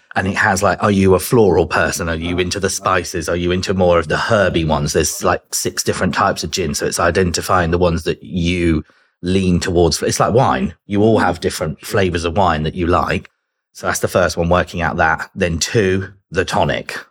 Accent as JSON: {"language": "English", "town": "Chichester", "region": "South East England", "country": "United Kingdom", "tie": "born or raised there", "also_born_or_lived": "London", "accent": "British", "moved": "as an adult", "lives_now": "Los Angeles, United States", "said": "I'm originally from a place called Chichester in West Sussex"}